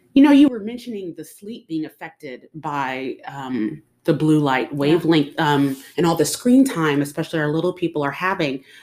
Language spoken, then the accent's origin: English; Dallas, Texas, United States; I was born in Dallas, um, went to school, came back to the Dallas area